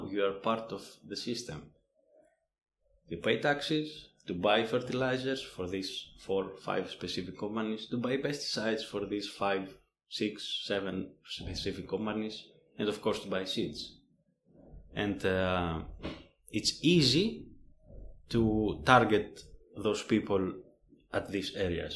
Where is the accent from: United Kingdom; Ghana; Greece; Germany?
Greece; moved away as an adult; I come from Greece